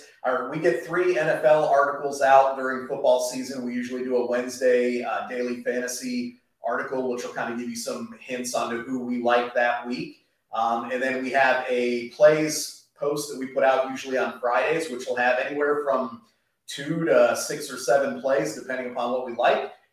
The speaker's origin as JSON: {"language": "English", "town": "Jacksonville", "region": "Florida", "country": "United States", "tie": "born or raised there", "said": "my hometown Jacksonville"}